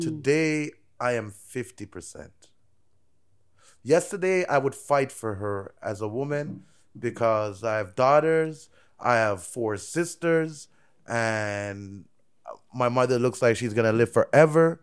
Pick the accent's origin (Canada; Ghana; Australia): Canada; also born or lived in Jamaica; I'm Canadian, like, I'm born Jamaican